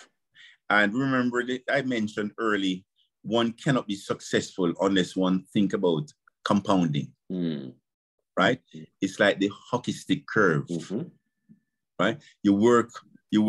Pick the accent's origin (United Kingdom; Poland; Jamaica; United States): Jamaica; I was born in Jamaica